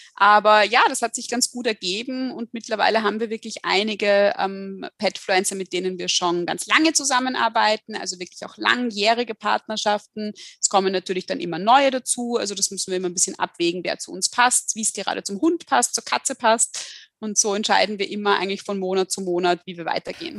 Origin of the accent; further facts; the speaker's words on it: Austria; hier bei uns in Österreich